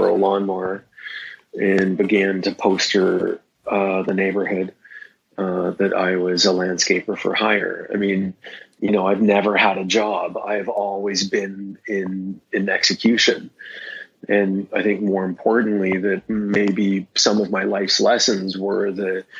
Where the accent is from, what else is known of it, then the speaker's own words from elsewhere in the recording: Victoria, British Columbia, Canada; also born or lived in Vancouver; I grew up in Victoria. I grew up on an island a little ways away from Vancouver